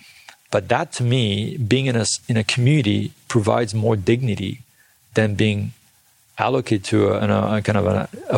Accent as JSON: {"language": "English", "country": "South Korea", "tie": "born or raised there", "also_born_or_lived": "India / Bangladesh / United States", "said": "I originally born and raised in South Korea. I grew up in India, South India and Bangladesh, and, you know, and I went to school in the US for a little bit."}